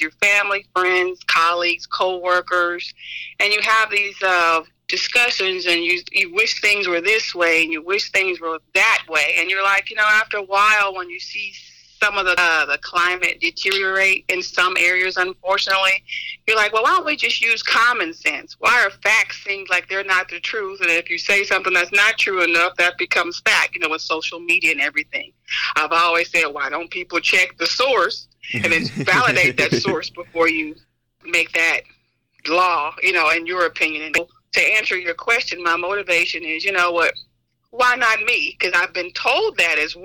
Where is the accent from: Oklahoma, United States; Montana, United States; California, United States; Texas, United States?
Oklahoma, United States; now in Olive Branch, United States; I'm from Oklahoma